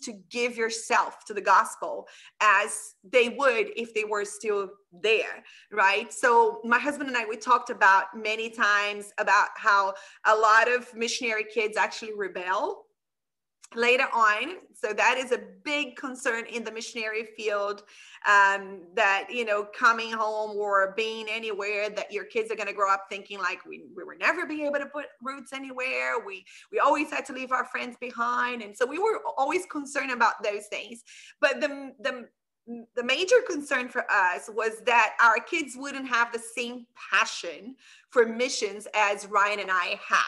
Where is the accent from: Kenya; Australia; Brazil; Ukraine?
Brazil; also born or lived in Middle East; now in Canada; I'm from Brazil